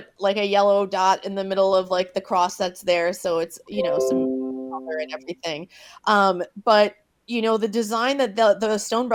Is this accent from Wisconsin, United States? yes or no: yes; Madison, Wisconsin, United States; I lived in Madison in the 70s, too, for about a month and a half because I was born in November 1979.